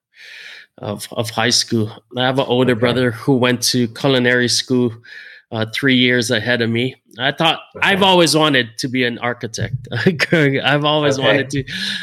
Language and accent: English; Hilo, Hawaii, United States; born and raised in Hawaii. Grew up on the Big Island in a small little sleepy rainy town called Hilo